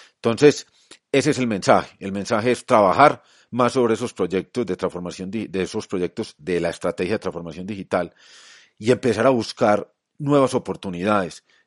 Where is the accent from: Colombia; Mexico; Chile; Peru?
Colombia; en mi país, en Colombia